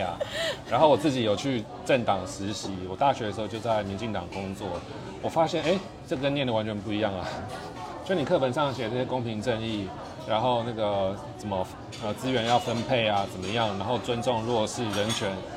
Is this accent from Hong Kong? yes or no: no; Taipei, Taiwan; 我自己在台北长大